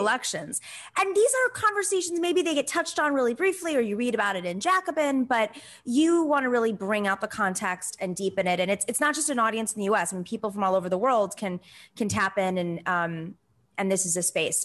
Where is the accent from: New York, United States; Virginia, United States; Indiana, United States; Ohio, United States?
New York, United States; Buffalo; I grew up in Buffalo